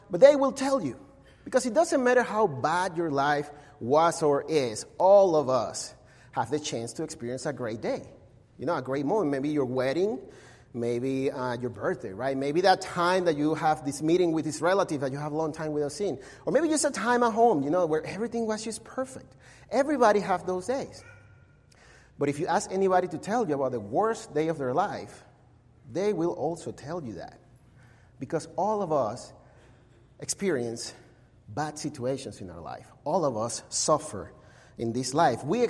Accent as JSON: {"language": "English", "town": "Caracas", "region": "Capital District", "country": "Venezuela", "tie": "born or raised there", "second_language": "English", "moved": "as an adult", "lives_now": "Mesa, United States", "said": "I was born and raised in Caracas"}